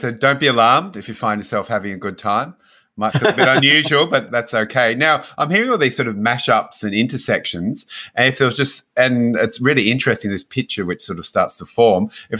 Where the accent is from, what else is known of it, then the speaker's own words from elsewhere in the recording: Hobart, Tasmania, Australia; I'm from Hobart.